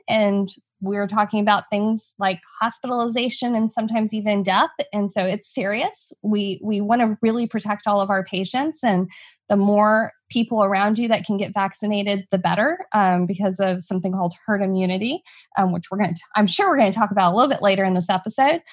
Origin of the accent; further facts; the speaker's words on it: New Braunfels, Texas, United States; my hometown and the town that I currently practice in, New Braunfels, Texas